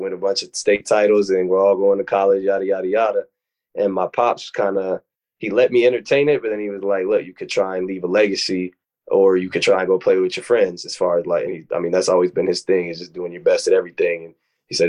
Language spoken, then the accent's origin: English; Minnesota, United States; growing up in Minnesota, my brother is 7 years older than me